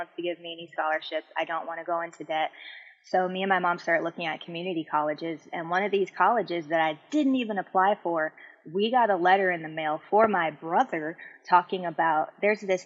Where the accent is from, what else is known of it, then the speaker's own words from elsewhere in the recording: Hawaii, United States; I'm from Hawaii. I forgot to say that. So I lived in Hawaii